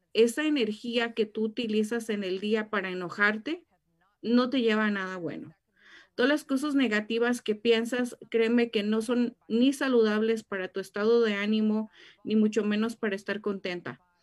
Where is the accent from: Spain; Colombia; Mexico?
Mexico; now in Riverside, United States; cuando mis papás me trajeron a este país, créanme que yo lloré mucho porque yo quería quedarme en mi país